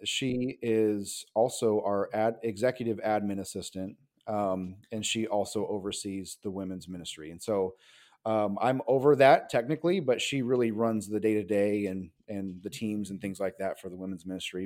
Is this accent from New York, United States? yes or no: no; Nebraska, United States; moved away as an adult; now in California, United States; growing up in the Bible Belt, actually, in Nebraska, and so, um, so I move out here to California, um, to go to college